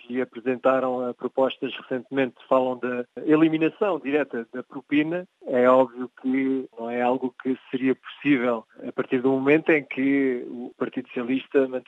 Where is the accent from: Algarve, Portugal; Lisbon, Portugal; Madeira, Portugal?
Madeira, Portugal; Para mim, sou madeirense, português, eu tenho o orgulho de ser português